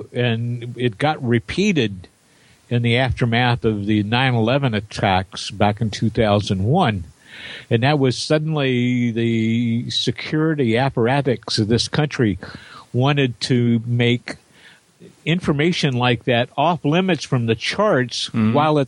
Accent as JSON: {"language": "English", "area": "near Jefferson Proving Ground", "region": "Indiana", "country": "United States", "tie": "born or raised there", "said": "near where I grew up was Jefferson Proving Ground."}